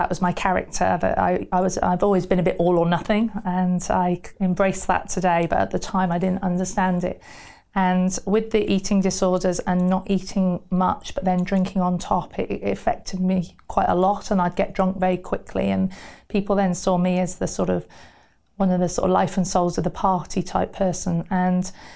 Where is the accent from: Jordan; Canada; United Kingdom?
United Kingdom; Somerset, South West England; moved away as an adult; also born or lived in Burton-on-Trent / Wales; I moved to Somerset quite early on in sort of my life, and I lived there until I went to university in Wales